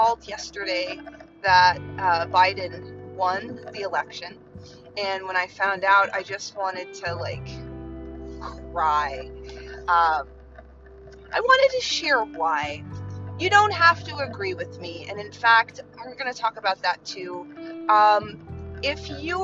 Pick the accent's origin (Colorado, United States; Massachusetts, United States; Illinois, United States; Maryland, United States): Illinois, United States; Chicago; I was born in Chicago